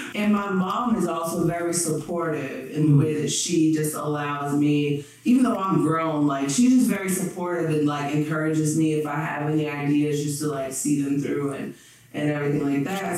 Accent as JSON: {"language": "English", "region": "New Jersey", "country": "United States", "also_born_or_lived": "Springfield, Massachusetts", "said": "I'm from New Jersey"}